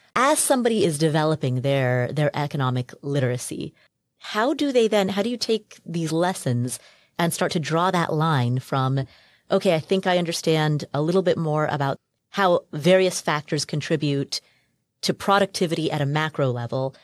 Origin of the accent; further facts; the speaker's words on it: Nepal; moved away; I'm from Nepal